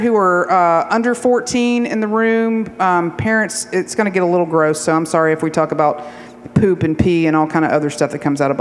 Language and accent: English; Appalachia, Georgia, United States; I'm 8 generations from Georgia